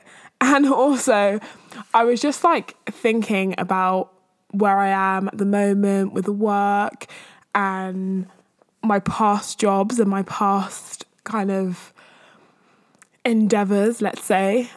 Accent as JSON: {"language": "English", "region": "London", "country": "United Kingdom", "said": "I'm from East or North-East or whatever"}